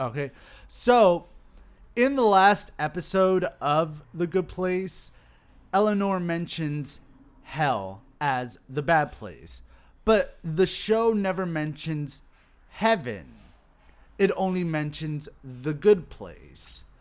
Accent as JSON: {"language": "English", "town": "Miami", "region": "Florida", "country": "United States", "tie": "born or raised there", "said": "growing up in Miami"}